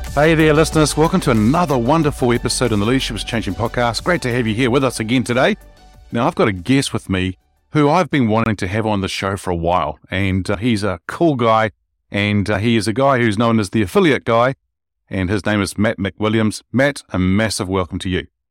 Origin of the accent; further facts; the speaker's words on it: Wellington, New Zealand; the city that I grew up here in New Zealand in Wellington